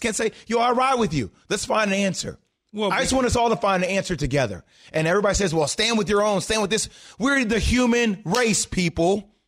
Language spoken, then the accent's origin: English; New Jersey, United States; Just to provide everybody context, I grew up in New Jersey.